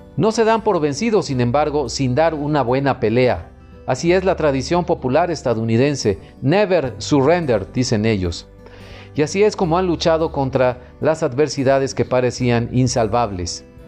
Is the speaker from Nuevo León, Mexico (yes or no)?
yes; Monterrey, Nuevo León, Mexico; periodista e internacionalista de Monterrey, México.